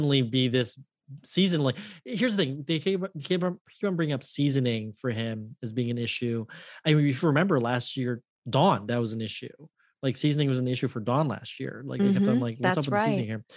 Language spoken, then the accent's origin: English; Ohio, United States; I'm from Ohio